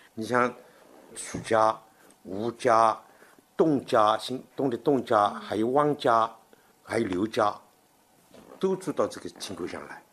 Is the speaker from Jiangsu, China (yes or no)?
yes; Changzhou, Jiangsu, China; 我们常州人习惯把他叫做景川先生